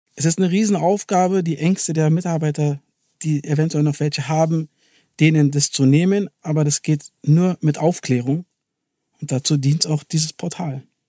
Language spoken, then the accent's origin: German; Berlin, Germany; wir als Berliner und Siemens-Indianer sind stolz darauf, dass wir den Campus hier in Berlin haben